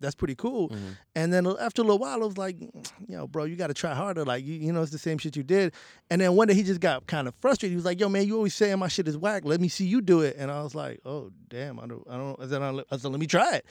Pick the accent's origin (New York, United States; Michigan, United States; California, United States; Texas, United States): New York, United States; New York City; also born or lived in Bangladesh; i grew up in the bronx